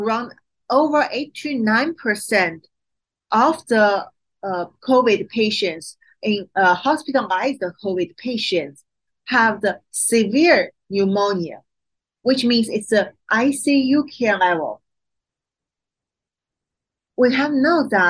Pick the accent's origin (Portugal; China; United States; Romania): China; Qingdao, Shandong; moved away as an adult; my hometown, Qingdao